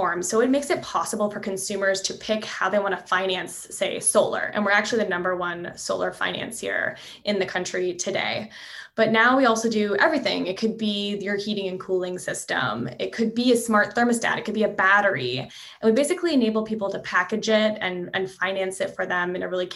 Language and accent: English; Canada; moved away as an adult; also born or lived in Montreal; now in California, United States; I'm originally from Canada, so you know, I had this desire to figure out how energy is involved with national economic policy, because that's a big thing back in Canada where I'm from